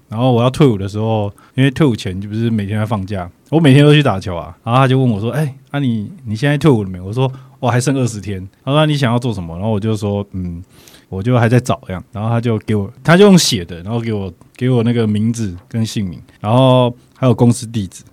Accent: Yilan County, Taiwan; also born or lived in South Africa; 我们台湾人

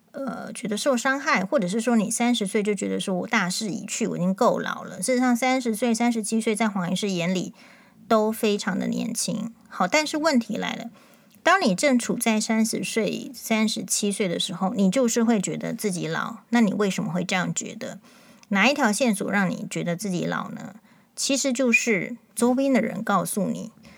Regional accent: Taiwan; 但我们确实感受到，就是说在目前的这个国内台湾的情况。

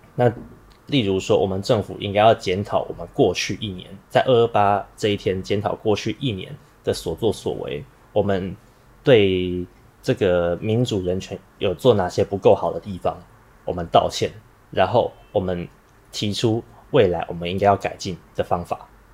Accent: Taiwan; 我们台湾人

